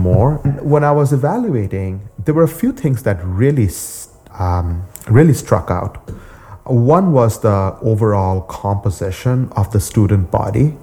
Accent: India; moved away as an adult; now in United States; I was born in India and I came to the US about a little bit over 20 years back to basically do my graduate degree in computer science

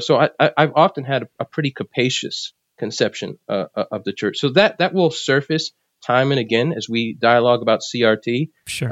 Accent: New Jersey, United States; moved away; also born or lived in South Carolina / Philadelphia; though I was born in South Carolina, uh, my family moved from there to Philadelphia and then to New Jersey. So I spent most of my life in, in New Jersey

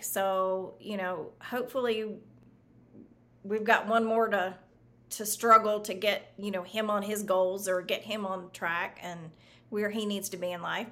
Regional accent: the South, United States; also born or lived in Florida; now in Austin, United States; I grew up in the South

